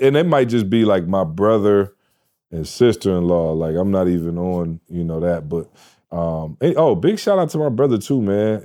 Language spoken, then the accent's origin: English; Michigan, United States; now in Atlanta, United States; I'm from Michigan